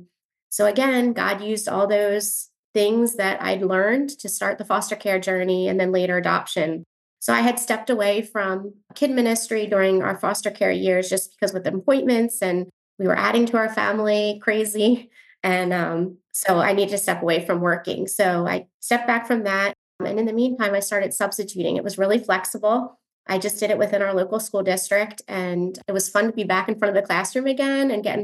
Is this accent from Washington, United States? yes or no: no; New Jersey, United States; moved away as an adult; also born or lived in central Pennsylvania; now in Pennsylvania, United States; I grew up in South Jersey, and currently I live in central Pennsylvania